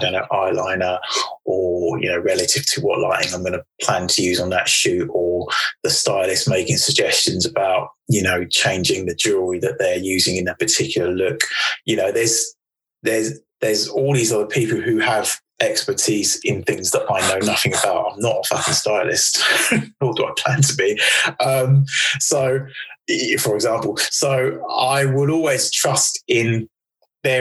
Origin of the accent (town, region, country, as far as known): United Kingdom